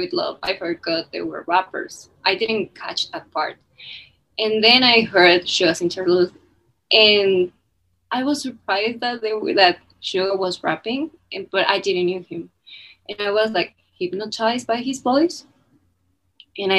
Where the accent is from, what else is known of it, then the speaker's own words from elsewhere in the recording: Mexico City, Mexico; English is a second language; I'm from Mexico City. So, if you hear a little accent or something, that's why